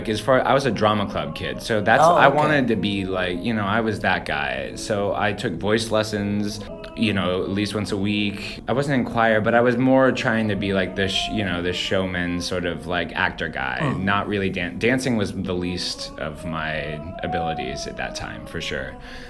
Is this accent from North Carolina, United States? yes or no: yes; Cary, North Carolina, United States; also born or lived in Houston / Florida; I am from North Carolina, Raleigh, just outside in a small town called Cary. I mean, I was born in Houston, Texas, and we moved around a little bit, lived in Florida for a second. But yeah, Raleigh is home.